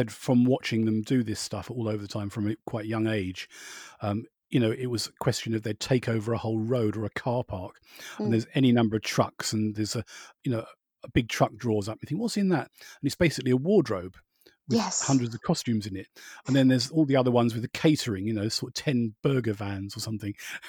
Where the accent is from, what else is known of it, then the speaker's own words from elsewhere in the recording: Borehamwood, East of England, United Kingdom; where I was brought up in Boreham Wood, at the time they had about six film studios.